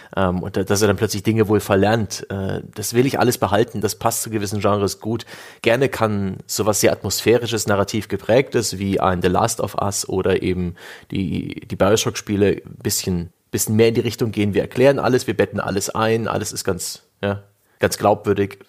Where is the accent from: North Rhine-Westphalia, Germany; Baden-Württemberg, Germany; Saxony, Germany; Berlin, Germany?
Saxony, Germany; now in Franconia, Germany; ich kam ja als Sachse nach Franken